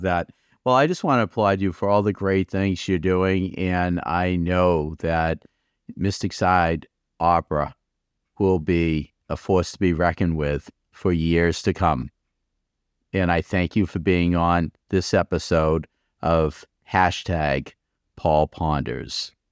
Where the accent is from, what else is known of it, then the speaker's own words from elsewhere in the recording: Malden, Massachusetts, United States; I'm born and brought up in Malden